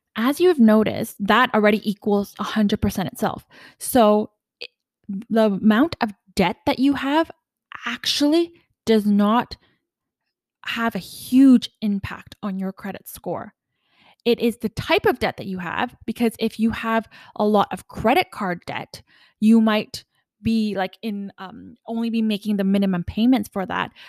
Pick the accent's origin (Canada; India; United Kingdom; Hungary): Canada; also born or lived in Ottawa / Vancouver; I am Canadian